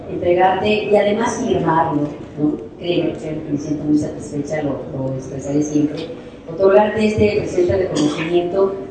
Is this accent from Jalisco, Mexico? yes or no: no; Mexico City, Mexico; yo soy Ciudad de México